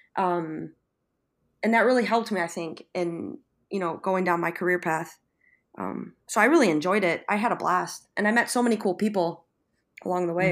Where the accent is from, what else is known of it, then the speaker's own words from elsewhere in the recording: Buffalo, New York, United States; moved away as an adult; now in San Sebastian, Spain; from Buffalo, New York, and I'm currently working and living in San Sebastian, Spain